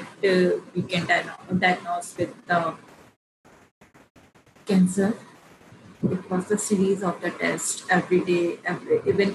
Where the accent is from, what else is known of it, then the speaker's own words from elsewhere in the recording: India; being an Indian woman